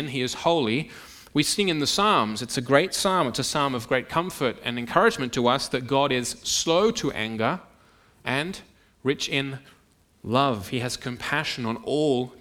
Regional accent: Sydney, New South Wales, Australia; moved away; the church in which I grew up back in Sydney

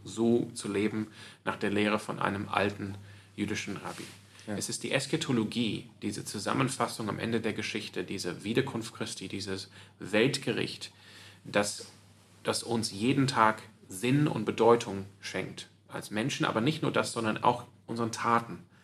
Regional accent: Sydney, New South Wales, Australia; now in Freiburg, Germany; ich bin auch aufgewachsen in der Kirche, in der Gemeinde, ähm, aber auch so in der anglikanischen Gemeinde in, in, in, Sydney

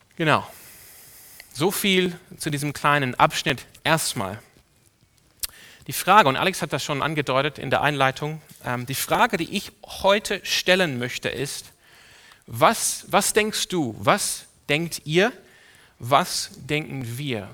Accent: Sydney, New South Wales, Australia; now in Germany; Ich bin aufgewachsen in einer Ortsgemeinde in Sydney, in Australien.

